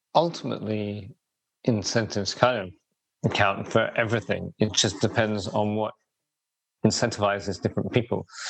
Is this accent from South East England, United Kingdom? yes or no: yes; Robertsbridge, South East England, United Kingdom; I grew up in the southeast of England, village called Robertsbridge in East Sussex